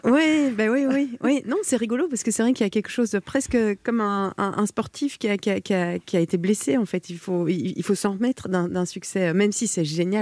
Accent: Belgium; je suis belge

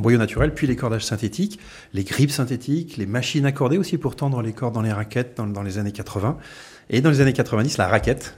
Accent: France; on est français

